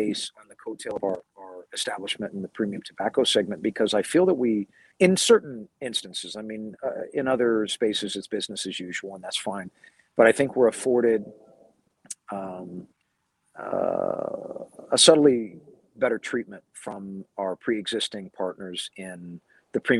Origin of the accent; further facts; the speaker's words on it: California, United States; my home state of California.